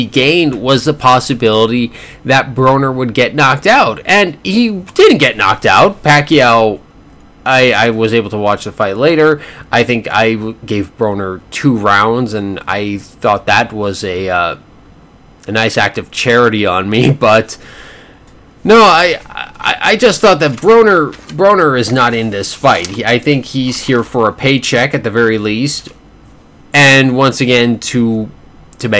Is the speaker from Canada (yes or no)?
yes; Canada; as a Canadian citizen